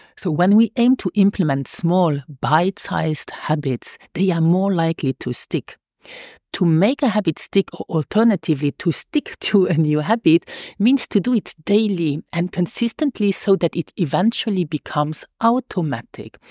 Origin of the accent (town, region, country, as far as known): Luxembourg; first language Luxembourgish; English is a second language